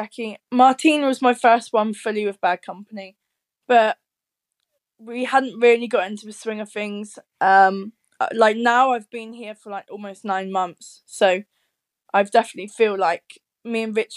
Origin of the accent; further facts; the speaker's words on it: United Kingdom; moved away as an adult; now in Leeds, United Kingdom; It's right at the very bottom of the UK